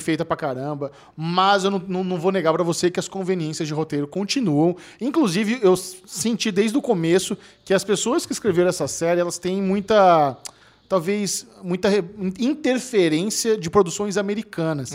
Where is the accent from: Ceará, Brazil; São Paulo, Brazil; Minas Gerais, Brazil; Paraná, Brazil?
São Paulo, Brazil; eu sou paulistano